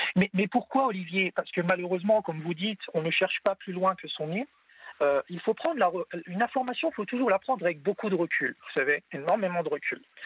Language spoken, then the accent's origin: French; France; je suis français de confession musulmane